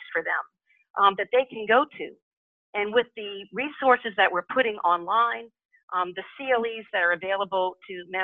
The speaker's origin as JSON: {"language": "English", "town": "New Orleans", "region": "Louisiana", "country": "United States", "tie": "born or raised there", "said": "I'm born and raised in New Orleans"}